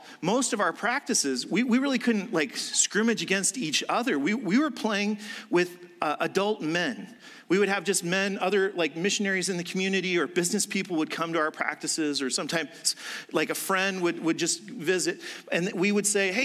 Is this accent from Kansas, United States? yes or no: no; Indiana, United States; moved away; I'm even from Indiana